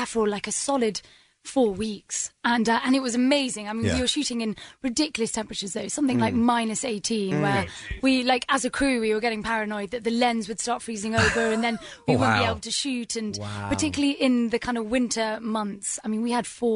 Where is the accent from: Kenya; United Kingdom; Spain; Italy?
United Kingdom; being a British actor and growing up at home